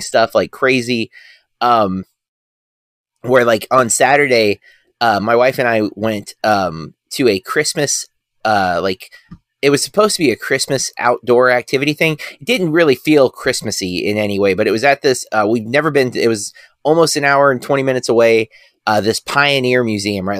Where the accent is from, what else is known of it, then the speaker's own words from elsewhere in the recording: United States; me being American